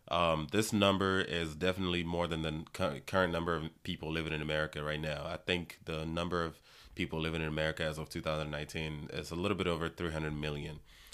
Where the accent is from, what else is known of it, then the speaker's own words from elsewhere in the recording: United States; I am also quite aware that I'm very aware of my privileges as a Nigerian American.